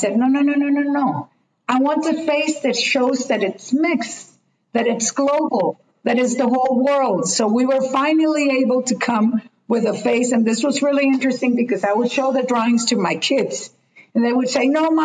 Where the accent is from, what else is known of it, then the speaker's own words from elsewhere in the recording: Colombia; English is a second language; I was coming from Latin, from Colombia